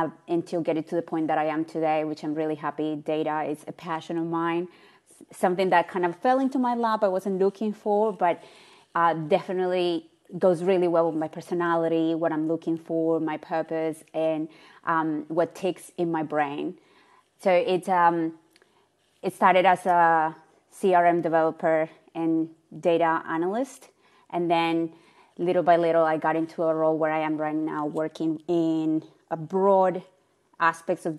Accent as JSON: {"language": "English", "country": "Colombia", "moved": "as an adult", "lives_now": "Australia", "said": "I am from Colombia."}